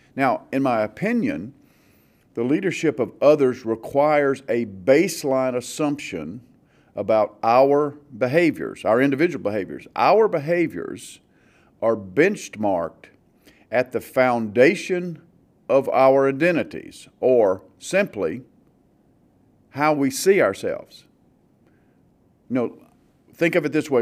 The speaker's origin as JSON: {"language": "English", "region": "the South", "country": "United States", "tie": "born or raised there", "said": "growing up in the South"}